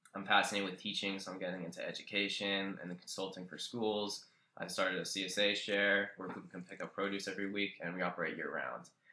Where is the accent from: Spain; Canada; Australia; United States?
United States; Roosevelt, New Jersey; I grew up in Roosevelt, New Jersey. It's central Jersey